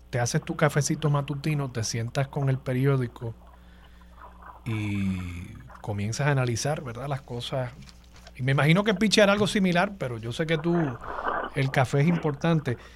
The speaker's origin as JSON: {"language": "Spanish", "town": "San Juan", "country": "Puerto Rico", "said": "es mi percepción como sanjuanero"}